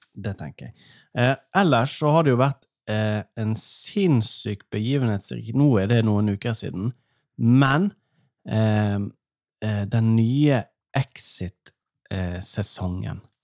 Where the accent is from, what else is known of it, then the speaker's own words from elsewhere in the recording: Norway; jeg er fra Allmenningen